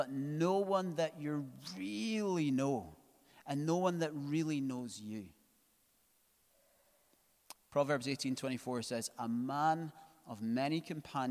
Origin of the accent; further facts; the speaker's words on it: Scotland, United Kingdom; because we're Scottish